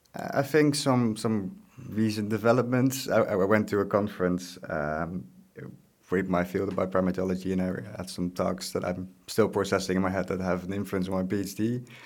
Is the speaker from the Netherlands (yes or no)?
yes; Netherlands; moved away as an adult; also born or lived in Groningen; now in Osnabrück, Germany; I'm from the Netherlands. I'm not originally German.